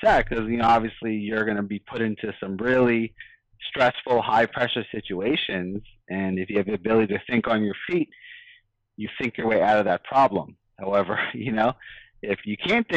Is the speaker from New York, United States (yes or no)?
yes; New York, United States; I grew up in New York